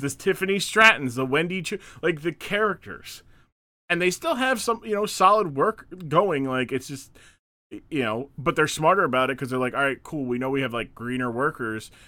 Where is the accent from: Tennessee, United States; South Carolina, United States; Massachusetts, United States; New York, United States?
Massachusetts, United States; Springfield; growing up in Springfield, Massachusetts